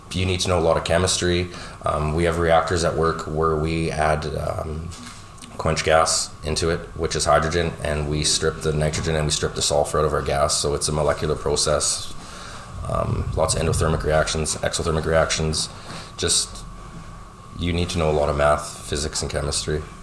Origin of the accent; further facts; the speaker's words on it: North Battleford, Saskatchewan, Canada; now in Lloydminster, Canada; I grew up in North Battleford, Saskatchewan